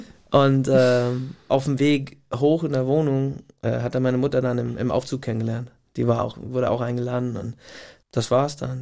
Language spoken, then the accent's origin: German; Gig Harbor, Washington, United States; German is a second language; moved away as an adult; also born or lived in Tacoma, Washington / Portland, Oregon / Munich, Germany; now in Germany; in so meinem kleinen Kaff, wo ich groß geworden bin, Gig Harbor ist jetzt keine Großstadt